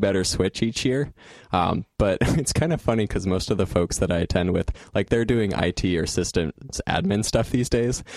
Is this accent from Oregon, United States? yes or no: yes; Salem, Eastern Oregon, United States; I moved from Eastern Oregon to Salem uh, when I was about 10